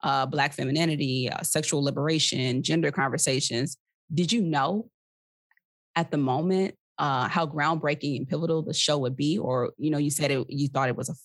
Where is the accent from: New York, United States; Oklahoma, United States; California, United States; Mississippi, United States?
Mississippi, United States; moved away as an adult; also born or lived in Atlanta, Georgia; now in Washington, DC, United States; Mississippi, my home state.